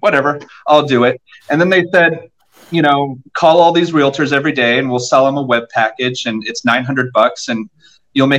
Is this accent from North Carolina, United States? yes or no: no; Southern California, United States; moved away as an adult; also born or lived in Anaheim Hills, Orange County, California; now in Nashville, United States; I'm from Southern California.